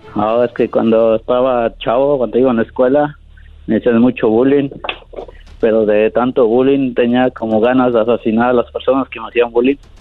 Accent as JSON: {"language": "Spanish", "region": "Puebla", "country": "Mexico", "tie": "born or raised there", "said": "soy de Puebla"}